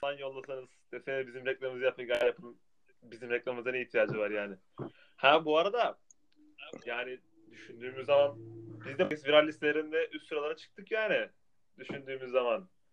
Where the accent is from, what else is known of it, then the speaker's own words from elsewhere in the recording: Tunceli Province, Turkey; Tunceli olduğum için.